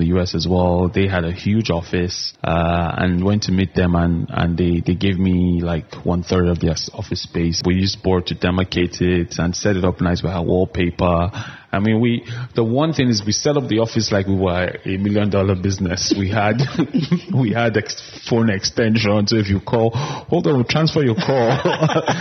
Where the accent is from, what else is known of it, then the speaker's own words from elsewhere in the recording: Kaduna, Kaduna State, Nigeria; moved away; also born or lived in Abuja; I grew up in Kaduna, but my family had moved to Abuja